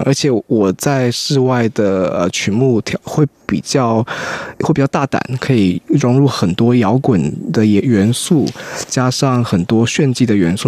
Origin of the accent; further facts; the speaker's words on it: Kaohsiung, Taiwan; now in United States; 我是在南华也是长大的，所以就只是想，因为我以前在那边卖内裤、卖袜子很多人嘛